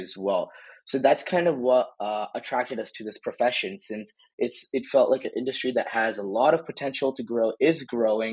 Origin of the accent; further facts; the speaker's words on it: Boston, Massachusetts, United States; moved away as an adult; now in Indiana, United States; I'm from Boston, Massachusetts originally